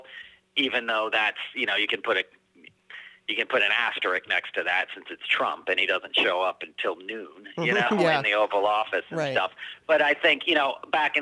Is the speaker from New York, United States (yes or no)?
yes; New York, United States; I grew up in New York